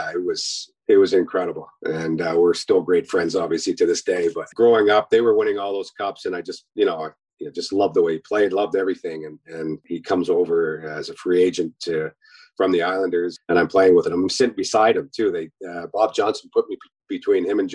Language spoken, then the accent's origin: English; Kamloops, British Columbia, Canada; I born and raised in, I grew up in Kamloops, British Columbia